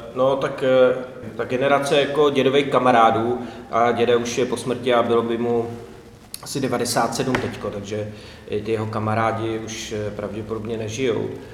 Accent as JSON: {"language": "Czech", "town": "Česká Lípa", "region": "Liberec Region", "country": "Czechia", "tie": "born or raised there", "also_born_or_lived": "Modlany", "said": "já jsem se narodil v České Lípě"}